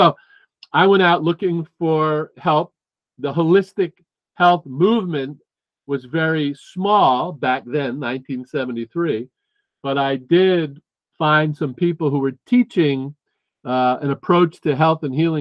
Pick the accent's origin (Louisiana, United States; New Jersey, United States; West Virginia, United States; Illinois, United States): New Jersey, United States; moved away as an adult; also born or lived in Boston; I moved from New Jersey, where I grew up, to Boston